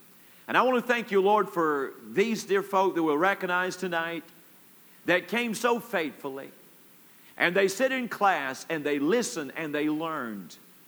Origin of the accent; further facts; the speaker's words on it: Palm Beach, Florida, United States; I'm from Palm Beach, Florida. I don't know how to count.